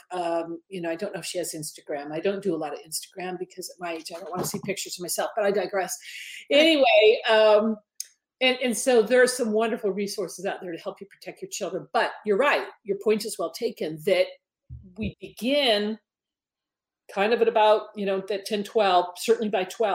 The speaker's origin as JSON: {"language": "English", "town": "Detroit", "region": "Michigan", "country": "United States", "tie": "born or raised there", "also_born_or_lived": "Southern California", "moved": "as an adult", "said": "I grew up in Detroit, okay? I raised my kids in Southern California"}